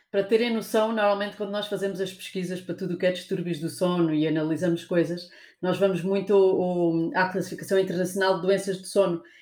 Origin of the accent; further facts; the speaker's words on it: Alentejo, Portugal; eu sou alentejana, portanto tenho desculpa para dizer como eu quero